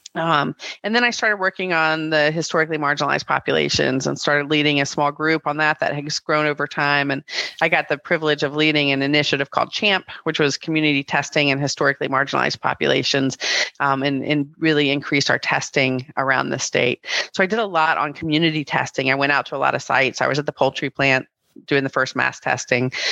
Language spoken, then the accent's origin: English; Greensboro, North Carolina, United States; I'm a North Carolina native. I grew up in Greensboro